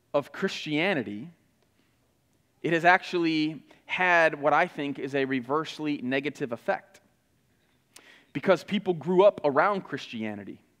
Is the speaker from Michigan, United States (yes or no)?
yes; Flint, Michigan, United States; moved away; I grew up in Flint